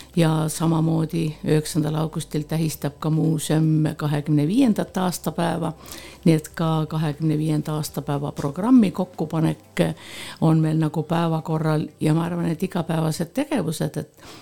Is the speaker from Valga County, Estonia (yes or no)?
no; Põltsamaa, Jõgeva County, Estonia; also born or lived in Tallinn; ma olen äh, sündinud äh, Rõstla külas ja mul on oma sünnikodu ja oma vanemad ja ma olen käinud ka Põltsamaa keskkoolis